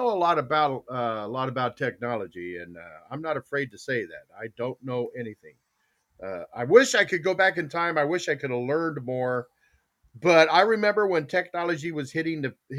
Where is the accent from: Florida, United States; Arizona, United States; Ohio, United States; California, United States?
Arizona, United States; Tucson; it was where I grew up in Tucson